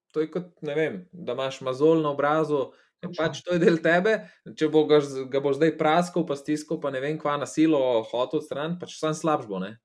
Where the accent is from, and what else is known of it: Slovenia